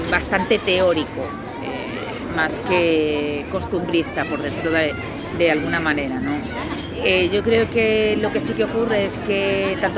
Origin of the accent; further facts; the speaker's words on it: Galicia, Spain; now in Madrid, Spain; Yo vine, bueno, yo soy de Galicia, pero vivo en Madrid.